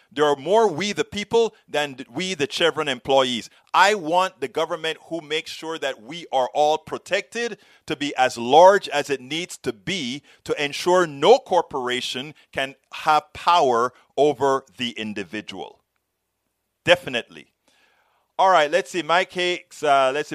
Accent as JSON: {"language": "English", "country": "Panama", "moved": "yes", "lives_now": "United States", "said": "I am from Panama, that same place you talk about, Central America"}